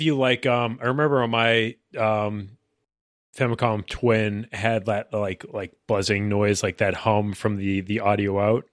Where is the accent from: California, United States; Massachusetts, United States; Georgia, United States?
Massachusetts, United States; born or raised there